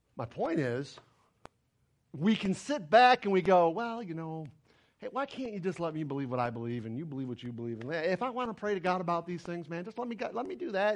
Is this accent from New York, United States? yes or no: yes; New York, United States; moved away; I'm from New York